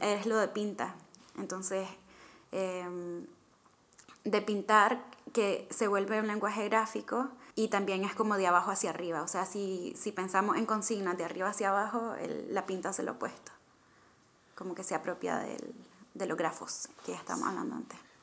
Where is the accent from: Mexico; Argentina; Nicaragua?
Nicaragua; moved away; soy nicaragüense, mitad británica